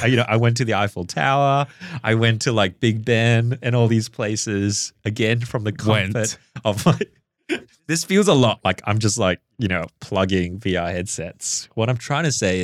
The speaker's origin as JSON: {"language": "English", "country": "Singapore", "tie": "born or raised there", "moved": "yes", "said": "I grew up in Singapore, like my first home"}